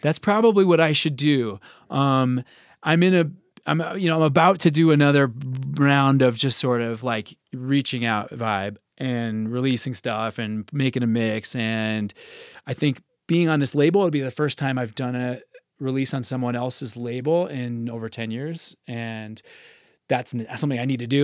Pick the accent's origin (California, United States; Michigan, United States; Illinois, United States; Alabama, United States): Illinois, United States; Chicago; now in Colorado, United States; I was from Chicago